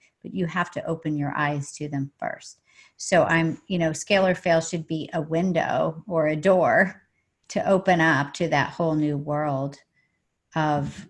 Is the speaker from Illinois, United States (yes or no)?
no; Oklahoma, United States; now in San Diego, United States; I'm from Oklahoma originally